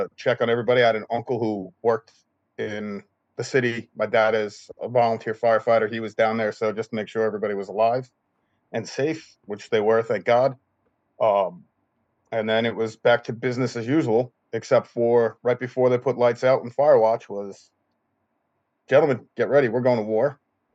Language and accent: English; Long Island, New York, United States; also born or lived in Queens, New York; originally from Long Island, New York, just about 20 miles east of New York City. Grew up there